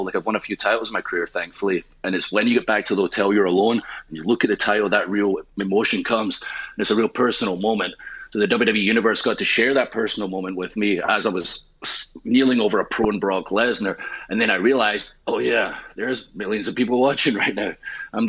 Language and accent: English; Scotland, United Kingdom; I am Scottish